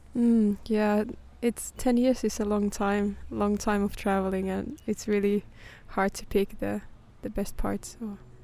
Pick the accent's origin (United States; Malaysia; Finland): Finland; moved away as an adult; also born or lived in London; when I moved away from Finland for the first time